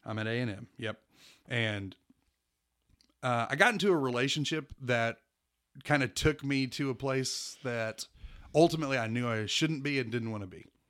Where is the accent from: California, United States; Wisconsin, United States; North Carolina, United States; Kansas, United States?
Kansas, United States; Wichita; I was born in Wichita, Kansas